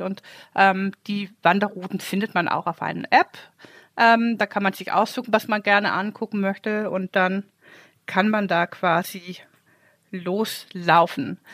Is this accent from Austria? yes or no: no; Denmark; moved away; ich bin ja ein Ostseekind